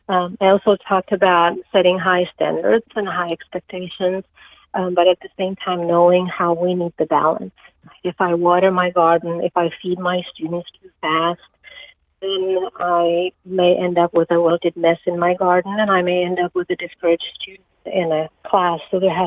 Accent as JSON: {"language": "English", "country": "Czechia", "tie": "born or raised there", "second_language": "English", "lives_now": "United States", "said": "So I grew up in Czechoslovakia, and we had to do a lot of gardening because of the lack of food in the stores."}